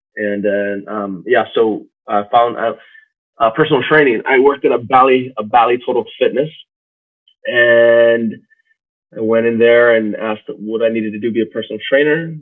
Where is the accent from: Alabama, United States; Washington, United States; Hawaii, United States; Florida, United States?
Hawaii, United States; Waimea; moved away as an adult; now in Austin, United States; I was born and raised in Hawaii, on the Big Island of Hawaii, in, in the Waimea